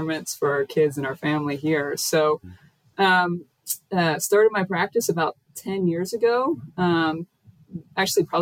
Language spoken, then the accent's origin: English; Irwin, Pennsylvania, United States; I grew up in just outside of Pittsburgh and in a just traditional 80s suburban community.